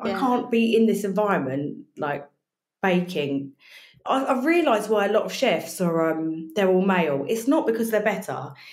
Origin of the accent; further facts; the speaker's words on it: Brighton, South East England, United Kingdom; now in Essex, United Kingdom; I'm actually from Brighton.